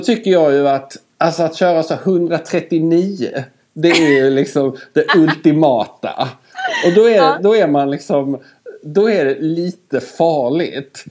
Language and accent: Swedish; Skåne, Sweden; accent: Scanian (skånska); jag pratar alltid skånska med Skåne. Hör du att jag pratar mer skånska nu också